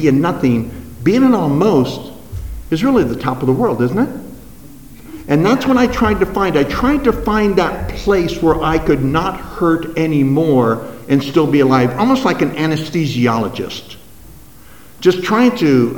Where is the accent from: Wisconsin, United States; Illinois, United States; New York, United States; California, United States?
California, United States; Los Angeles; moved away as an adult; also born or lived in Las Vegas, Nevada / Fullerton, California; I was brought up in Southern California, 3rd and Hill, if you're familiar with Los Angeles, right 5 blocks from Skid Row, lived on Bunker Hill